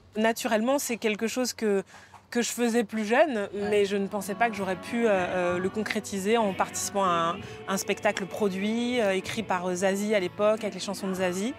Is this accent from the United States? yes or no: no; Martinique; je suis martiniquaise